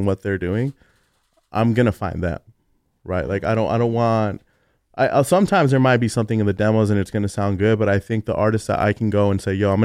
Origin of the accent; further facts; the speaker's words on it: Los Angeles, California, United States; also born or lived in Alhambra, California; I grew up in East